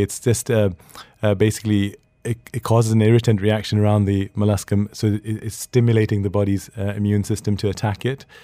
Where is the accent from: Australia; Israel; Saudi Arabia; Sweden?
Sweden; moved away; I grew up in Sweden